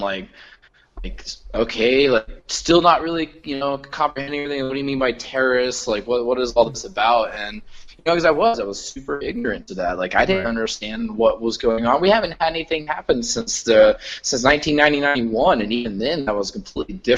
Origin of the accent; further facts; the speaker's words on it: Florida, United States; moved away as an adult; I'm from Florida